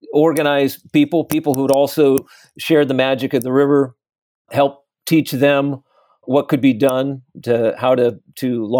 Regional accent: San Jose, California, United States; also born or lived in San Francisco; I grew up in San Jose in the South Bay of the Bay Area.

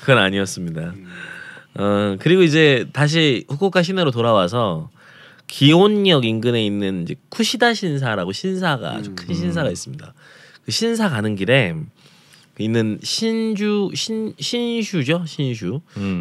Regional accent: Jeonju, North Jeolla, South Korea; moved away; 저도 전주를 떠난 지가 오래돼서

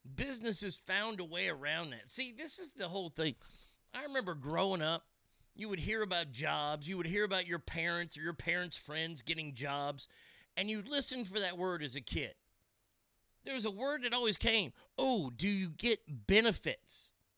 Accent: Texas, United States; moved away; I'm a flatlander. I'm from Texas.

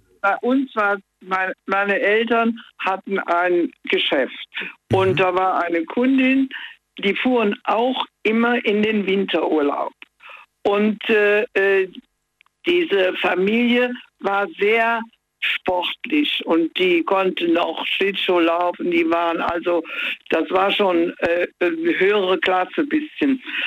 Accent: Koblenz, Rhineland-Palatinate, Germany; ich bin ja aus Koblenz

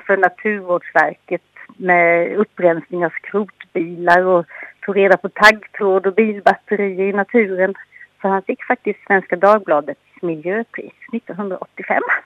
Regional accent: Anderstorp, Jönköping County, Sweden; moved away; also born or lived in Gränna; där jag kommer ifrån, jag är från eh, Anderstorps Gislaved

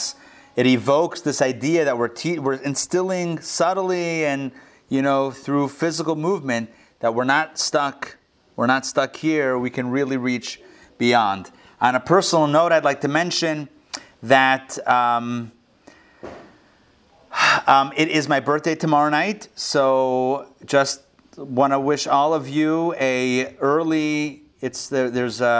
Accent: Israel; moved away; I was born in Israel.

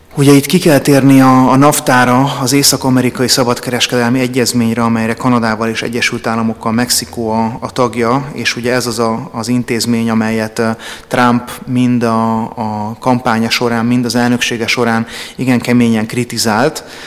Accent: Hungary; magyar vagyok

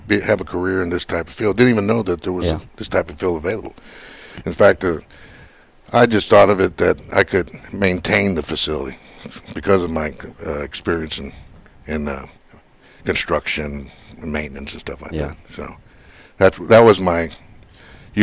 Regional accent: Corpus Christi, Texas, United States; Corpus is my hometown

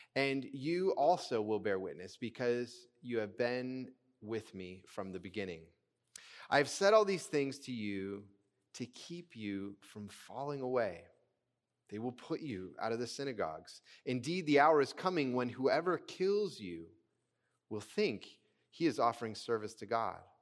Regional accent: United States; American, uh, Christians

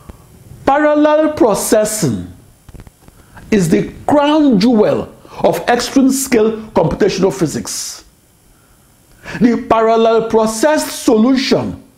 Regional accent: Nigeria; now in United States; I am that Nigerian. I am that Nigerian supercomputer scientist

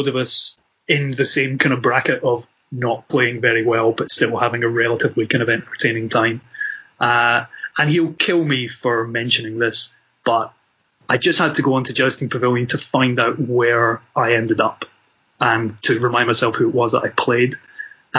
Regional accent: Scotland, United Kingdom

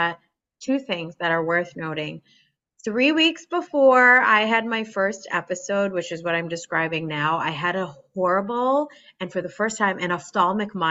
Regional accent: New Jersey, United States; moved away as an adult; now in Boston, United States; I was born and raised in New Jersey

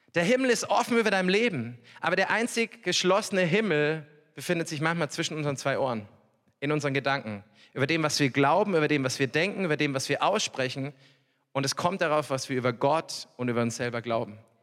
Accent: Upper Palatinate, Bavaria, Germany; also born or lived in Norway; ich komme wirklich aus der Oberpfalz

